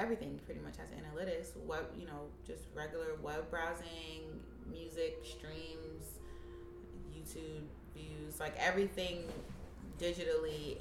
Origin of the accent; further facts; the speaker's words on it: New York City, New York, United States; I'm from Harlem